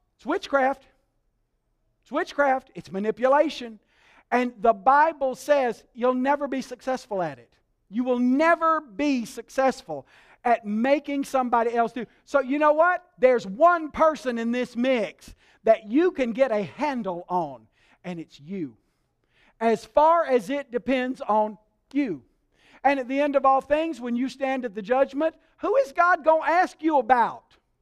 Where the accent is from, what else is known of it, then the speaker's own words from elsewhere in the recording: Alabama, United States; I was raised in Alabama